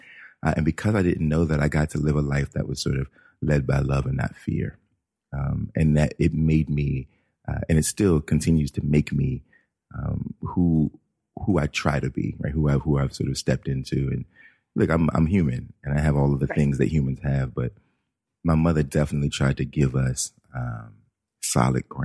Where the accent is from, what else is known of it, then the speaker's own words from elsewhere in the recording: East Coast, United States; I also grew up in an all black neighborhood on the East Coast